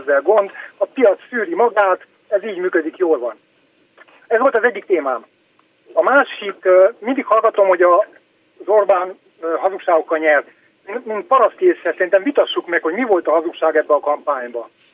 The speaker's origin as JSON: {"language": "Hungarian", "region": "Transylvania", "country": "Romania", "said": "Erdélyi vagyok"}